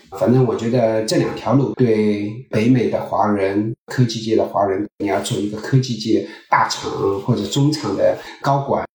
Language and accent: Chinese; China; also born or lived in Silicon Valley, United States; now in United States; 我们中国人